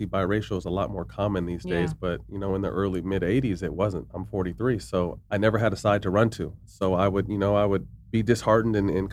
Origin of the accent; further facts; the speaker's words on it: Sacramento, California, United States; moved away as an adult; also born or lived in San Jose, California; now in Los Angeles, United States; I came to Sacramento as a third grader, but they put me back in kindergarten